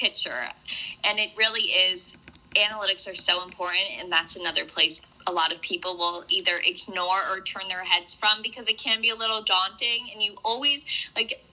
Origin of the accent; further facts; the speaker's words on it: Connecticut, United States; moved away as an adult; also born or lived in San Diego, California; Lived in Connecticut all the way from I was born till I was 18